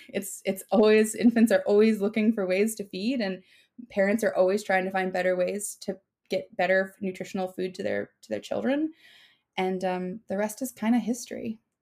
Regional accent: Minnesota, United States; moved away; I'm from Minnesota

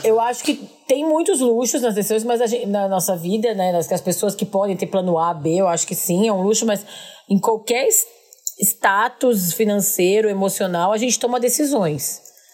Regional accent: Porto Alegre, Rio Grande do Sul, Brazil; moved away; dos conterrâneos de Porto Alegre

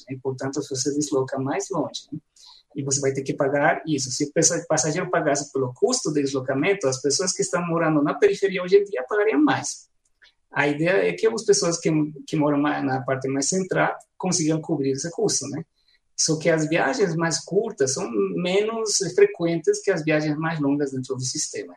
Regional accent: La Paz, Bolivia; Portuguese is a second language; now in Goiânia, Brazil; na minha cidade natal, em La Paz

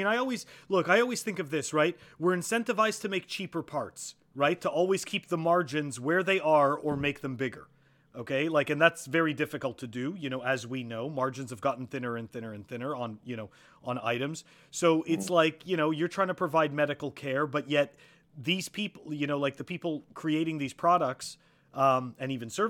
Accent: Canada; So look, I come from Canada, so I know what it's like to have socialized medicine. I moved here.

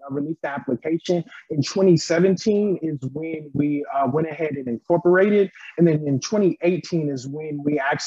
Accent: Los Angeles, California, United States; moved away as an adult; also born or lived in Louisiana; I'm from Los Angeles, California

